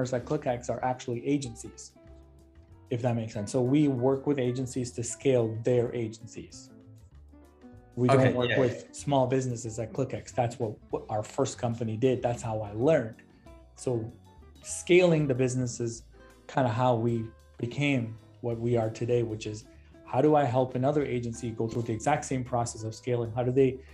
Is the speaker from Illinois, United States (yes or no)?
yes; Chicago, Illinois, United States; I'm a Chicagoan